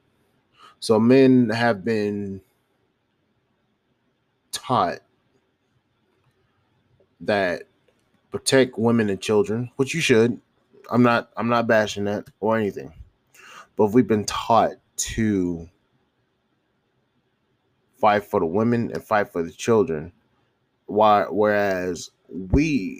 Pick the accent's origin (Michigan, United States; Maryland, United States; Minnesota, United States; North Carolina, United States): North Carolina, United States; Charlotte; moved away; my hometown, my home city, which is Charlotte, North Carolina